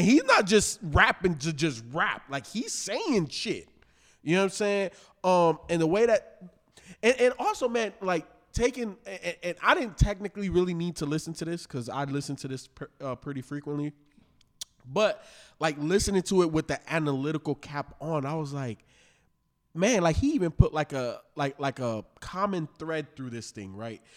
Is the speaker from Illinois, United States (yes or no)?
yes; Chicago, Illinois, United States; I am from Chicago